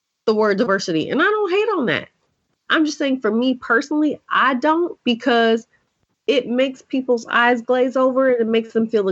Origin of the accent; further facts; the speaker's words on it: Oakland, California, United States; I am a girl from East Oakland.